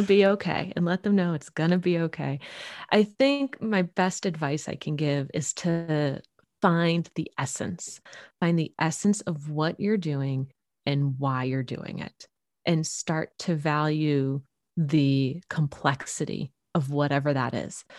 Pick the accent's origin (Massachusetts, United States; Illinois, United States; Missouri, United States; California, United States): Massachusetts, United States; Boston; now in Central Oregon, United States; I'm originally from the Boston area and moving out here to Oregon